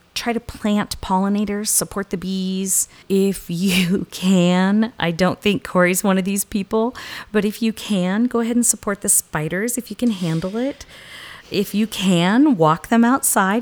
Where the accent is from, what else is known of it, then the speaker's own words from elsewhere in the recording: southern US, United States; accent: southern; moved away; my southern accent